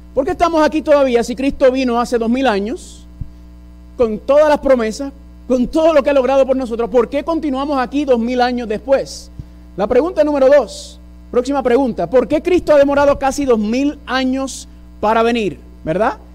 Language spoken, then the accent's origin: Spanish; New York, United States; first language English; Spanish is a second language; Yo soy eh, original de la ciudad de Nueva York, padre puertorriqueño, madre dominicana